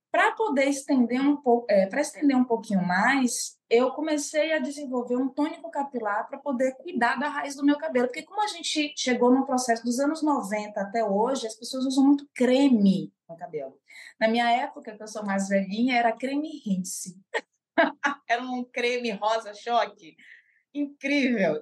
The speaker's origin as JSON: {"language": "Portuguese", "town": "Salvador", "region": "Bahia", "country": "Brazil", "also_born_or_lived": "São Paulo", "said": "sou soteropolitana de Salvador, Bahia"}